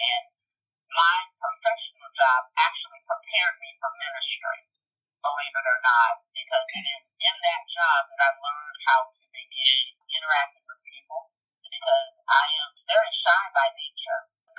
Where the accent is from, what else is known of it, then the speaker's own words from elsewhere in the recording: Columbia, South Carolina, United States; Well, I am from Columbia, South Carolina. Since I was about 6 years old, daughter of a military person, and we traveled until we settled here in Columbia.